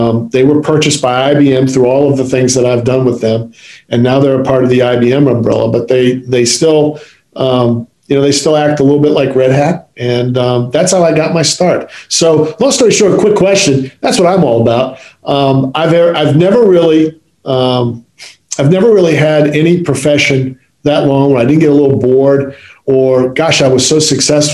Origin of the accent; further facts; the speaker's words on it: Midwest, United States; moved away; also born or lived in Maryland; Growing up in the Midwest